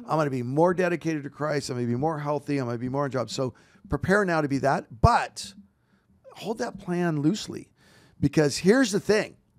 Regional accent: Walla Walla, Washington, United States; now in Roseville, United States; I was born in Walla Walla, Washington

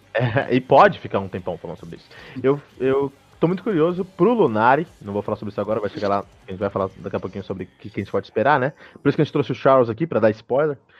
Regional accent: Brazil; also born or lived in United States; Eu sou do Brasil

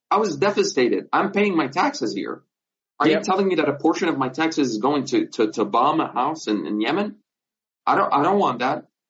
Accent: Nazareth, Northern District, Israel; I'm from Nazareth. I'm from Palestine

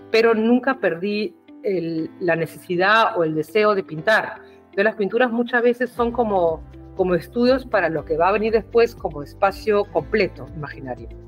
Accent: Peru; now in Berlin, Germany; porque vengo del Perú, no parezco peruana, o sea, también Europa es así que espera que el peruano que llega sea más peruano que yo, ¿no? con esa cara de gringa

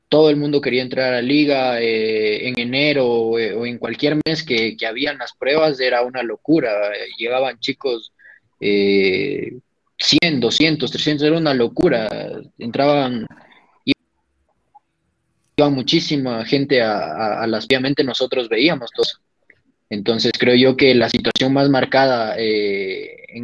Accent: Quito, Pichincha, Ecuador; Yo soy de acá de Quito, eh, del Comité del Pueblo. Del Comité del Pueblo soy yo.

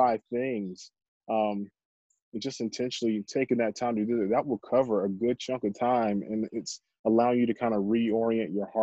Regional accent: Columbia, South Carolina, United States; I grew up in Columbia, South Carolina

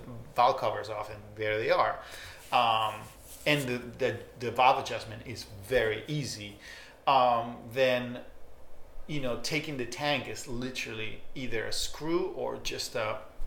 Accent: Spain; also born or lived in Barcelona / Argentina; I was born in Spain, but I'm, you know, I'm Argentinian more than I'm Spanish

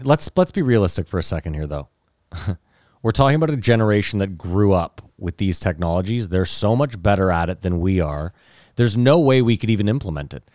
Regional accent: Canada; I'm Canadian

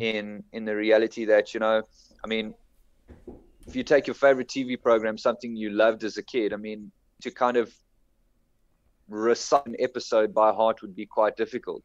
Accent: Durbanville, Western Cape, South Africa; also born or lived in Bellville; now in Johannesburg area, South Africa; I come from Cape Town. I grew I grew up in Durbanville

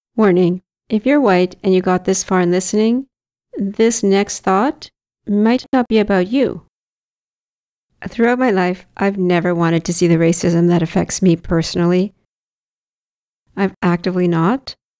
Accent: Victoria, British Columbia, Canada; now in Vancouver, Canada; My people are Victorians." From Victoria on Vancouver Island

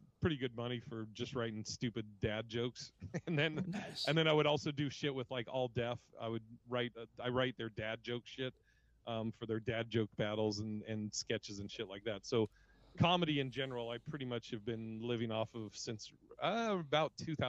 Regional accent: Portland, Oregon, United States; also born or lived in Seattle; now in Las Vegas, United States; I grew up in Portland, Oregon, and kind of the Northwest. I lived in, before comedy, I lived in Seattle

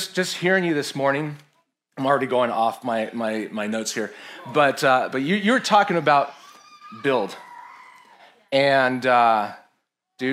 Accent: San Francisco, California, United States; moved away; my home city that has completely lost her way. I found Jesus there. Actually, Jesus found me there.

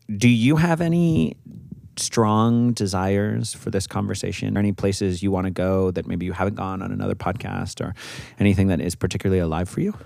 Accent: Santa Fe, New Mexico, United States; I'm from Santa Fe.

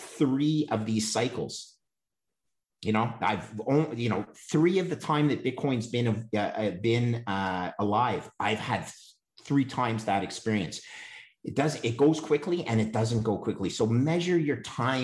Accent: Canada; as a Canadian

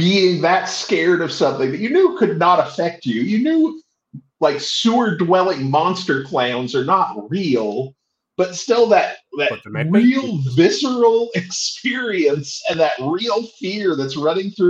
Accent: Utah, United States; I grew up in Utah, which is a very religiously predominant state in the States

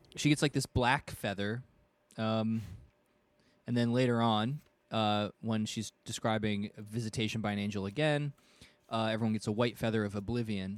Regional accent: United States; as an American

